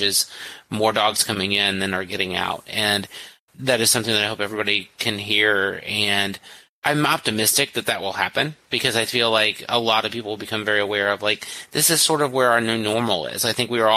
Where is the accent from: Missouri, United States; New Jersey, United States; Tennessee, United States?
Missouri, United States; a small town in rural; I'm from a small town of 8,000 people in rural Missouri